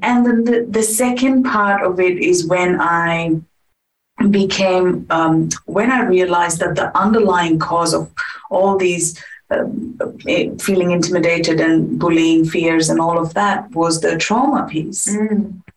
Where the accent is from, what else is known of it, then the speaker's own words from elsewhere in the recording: India; moved away as an adult; now in Perth, Australia; I am from India. I was born and raised in India, and I got married and moved to Australia in 2011.